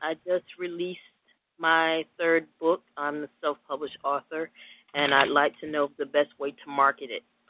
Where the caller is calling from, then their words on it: Atlanta, Georgia, United States; I am calling from Atlanta, Georgia.